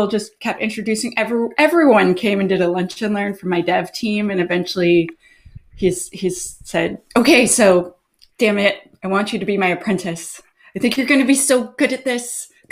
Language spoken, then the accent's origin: English; Ottawa, Ontario, Canada; moved away as an adult; also born or lived in Kitchener-Waterloo, Ontario; now in Vancouver Island, Canada; I'm from Kitchener, Waterloo, and then when I was fairly young, I moved up to Ottawa with my mom. And then I lived there around 20 years